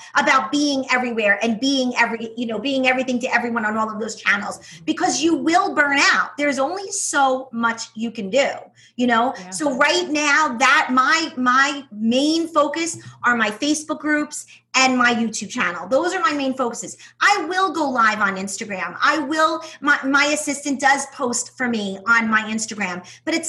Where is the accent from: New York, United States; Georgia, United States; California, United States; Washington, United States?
New York, United States; accent: New York; my accent, my New York accent, which is brutal